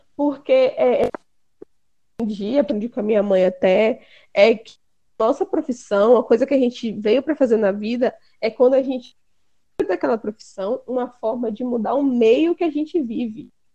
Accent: Brazil; aqui a gente tem a mania como brasileiro de falar, de passar para frente

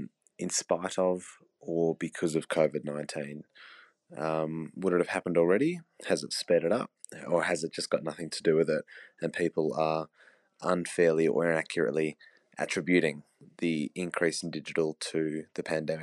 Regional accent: Perth, Western Australia, Australia; I'm from Perth, Australia.

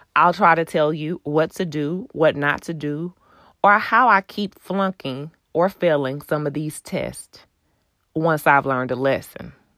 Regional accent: Houston, Texas, United States; I'm originally from Houston.

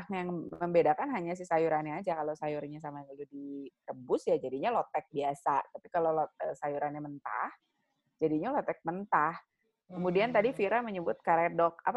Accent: Lampung, Indonesia; Gue tuh waktu kecil di Lampung gue sering makan lotek

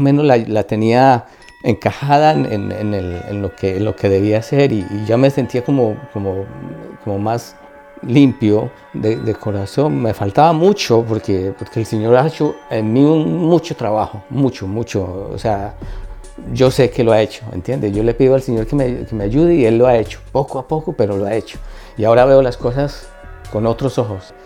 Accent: Líbano, Tolima, Colombia; now in Ireland; yo nací en Colombia, nací en un pueblito pequeño llamado Líbano, Tolima, eh, zona cafetera

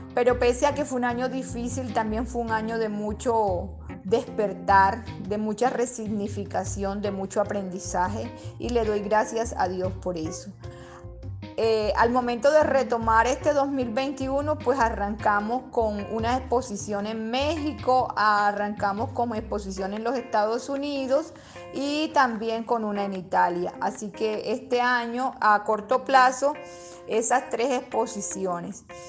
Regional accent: Colombian Caribbean coast, Colombia; mi trabajo es una alegoría completamente de las costumbres de mi tierra

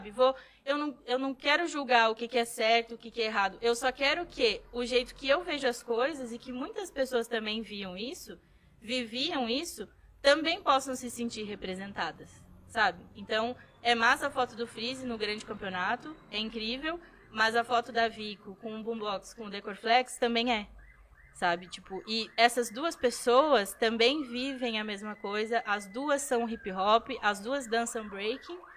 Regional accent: São Borja, Rio Grande do Sul, Brazil; Ah, São Borja fica no, no oeste do Rio Grande do Sul. É o interior interiorzaço. É, é na fronteira com a Argentina.

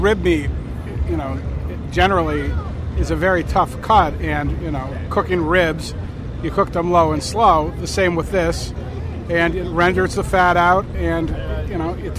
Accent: Albany, New York, United States; I'm from Albany, New York

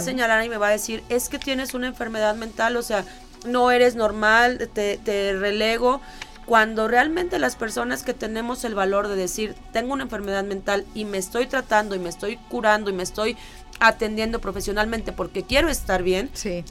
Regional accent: Mexico; como mexicanos, con la idiosincrasia que tenemos

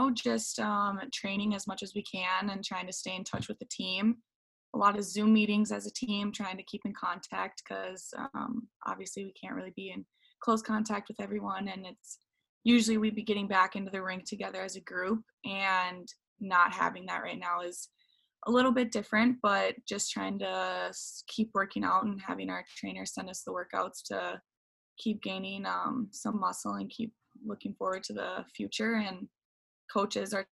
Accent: Lino Lakes, Minnesota, United States; at the beginning of quarantine, yeah, I was staying in um, my hometown, Lino Lakes, and there weren't any ice um, sheets open at all.

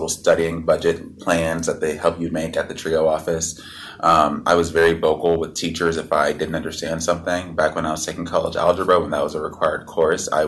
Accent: Atlanta, Georgia, United States; I'm from Atlanta, Georgia

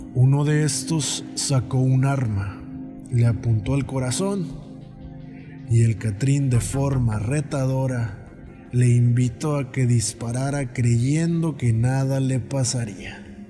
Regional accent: Mexico; yo soy de México

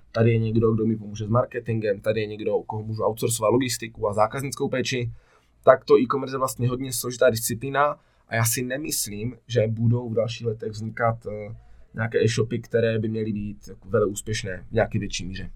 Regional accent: Ostrava, Moravian-Silesian Region, Czechia; jsem z Ostravy

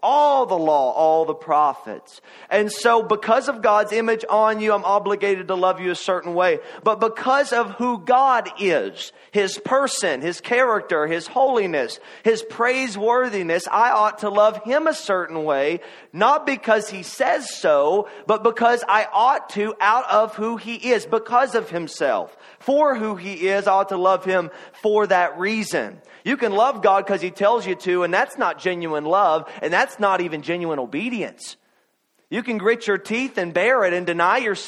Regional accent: Kentucky, United States; I am from Kentucky

